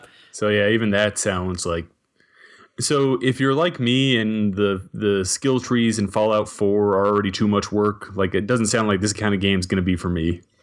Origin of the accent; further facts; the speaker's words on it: Montana, United States; growing up in Montana